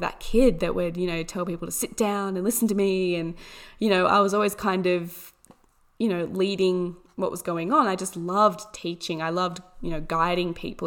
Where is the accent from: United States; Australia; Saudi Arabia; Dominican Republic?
Australia; Orange, New South Wales; I was born in Orange, New South Wales, Australia, which is a beautiful little town. Um, absolutely amazing landscape. It's so beautiful. The people here are amazing